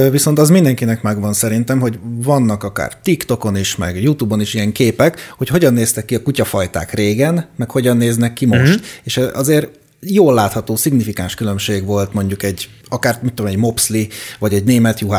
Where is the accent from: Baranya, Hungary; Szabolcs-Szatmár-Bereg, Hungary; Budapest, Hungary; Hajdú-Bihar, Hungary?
Budapest, Hungary; Jó, de én budapesti vagyok, és tudod, emiatt én lenézem